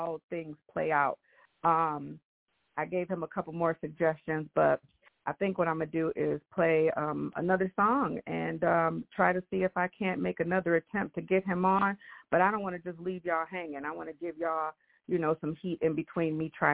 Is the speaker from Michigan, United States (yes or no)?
yes; Michigan, United States; I have been born and raised in the United States here in Michigan.